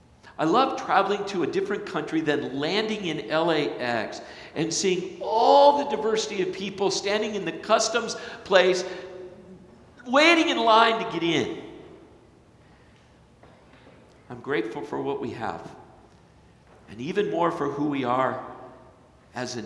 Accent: Flagstaff, Arizona, United States; moved away; also born or lived in Hartley, Iowa; growing up in Flagstaff, Arizona

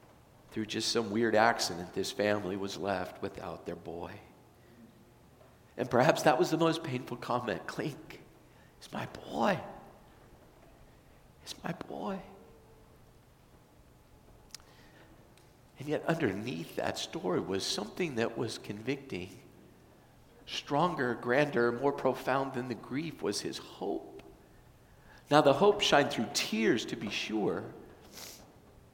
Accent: California, United States; moved away; I was from California

